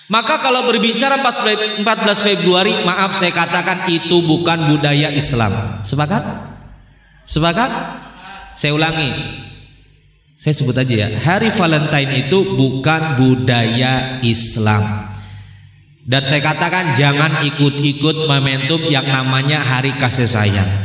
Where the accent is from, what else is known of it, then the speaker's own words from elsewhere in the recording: Semarang, Central Java, Indonesia; Alhamdulillah saya asli Semarang